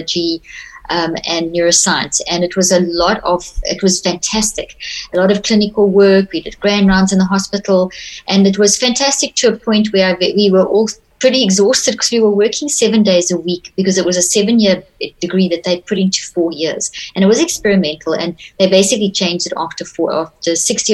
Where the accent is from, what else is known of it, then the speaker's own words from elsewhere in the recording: South Africa; also born or lived in Zimbabwe; I was very privileged to grow up in South Africa. I was born in Zimbabwe